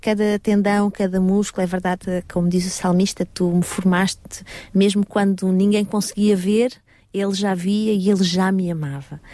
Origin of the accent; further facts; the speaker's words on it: Portugal; now in Paris, France; eu sou portuguesa, 100% portuguesa